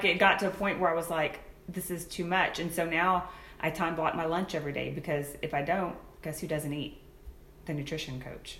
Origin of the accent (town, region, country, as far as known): Gonzales, Texas, United States; born or raised there